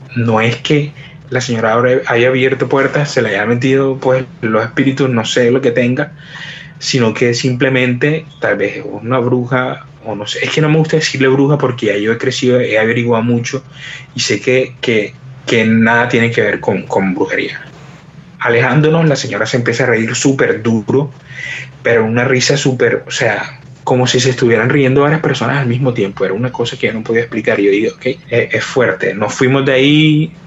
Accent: Colombia; somos unos misioneros de Colombia

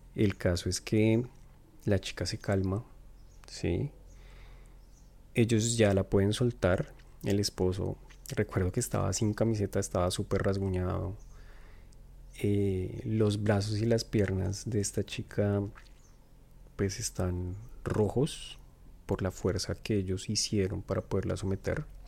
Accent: Colombia; now in Montreal, Canada; soy de Colombia, pero actualmente vivo en Montreal, Canadá

